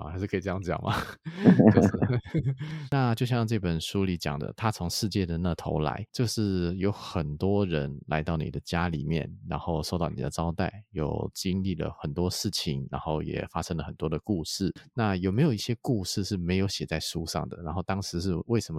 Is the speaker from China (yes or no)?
no; Taiwan; 这个世界上有许多人跟我们台湾人不一样。